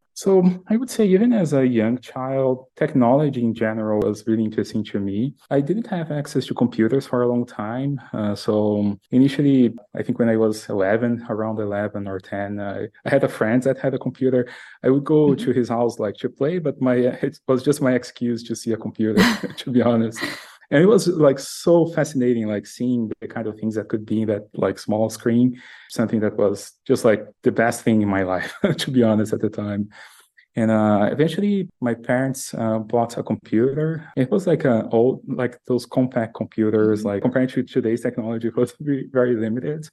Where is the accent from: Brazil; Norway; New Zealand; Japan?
Brazil; moved away as an adult; now in United States; I'm originally from Brazil. I live in the US these days.